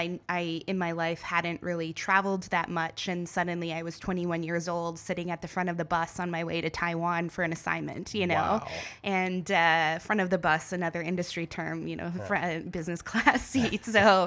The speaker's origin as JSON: {"language": "English", "town": "Renfrew", "region": "Ontario", "country": "Canada", "tie": "born or raised there", "lives_now": "Toronto, Canada", "said": "I grew up in Renfrew, Ontario, so I am a small town girl turned city person."}